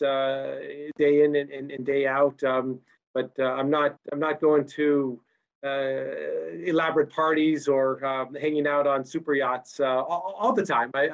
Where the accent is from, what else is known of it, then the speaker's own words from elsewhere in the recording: Utah, United States; I grew up in Utah